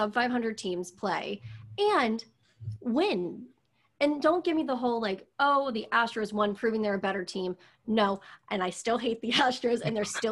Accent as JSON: {"language": "English", "town": "Pittsburgh", "region": "Pennsylvania", "country": "United States", "said": "I'm from Pittsburgh."}